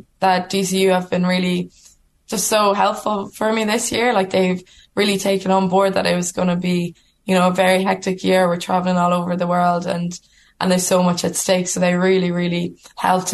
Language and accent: English; Ireland; we're Irish women playing rugby for Ireland